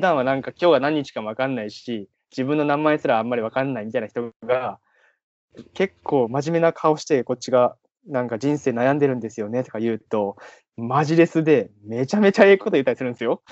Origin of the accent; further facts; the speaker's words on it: Kagawa, Japan; moved away as an adult; now in Tokyo, Japan; 僕は地元香川県なんですけど、うんうん、香川から上京して